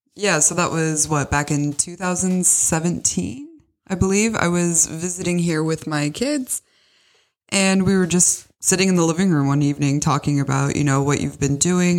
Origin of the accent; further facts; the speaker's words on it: Bellevue, Washington, United States; moved away as an adult; also born or lived in Tacoma, Washington; now in Austria; I was born in Washington, in Bellevue to be exact. And, you know, I went to high school in Tacoma